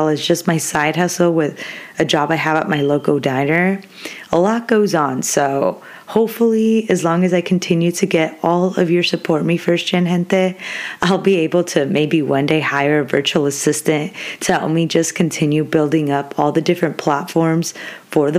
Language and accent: English; Orange County, California, United States; moved away as an adult; now in Stanislaus County, United States; I'm living like 6-7 hours away from my hometown because I'm originally from Orange County